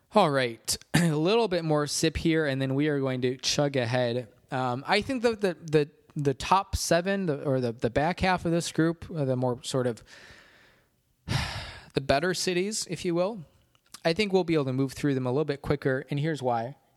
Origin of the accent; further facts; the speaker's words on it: Rockford, Illinois, United States; my hometown growing up, downtown Rockford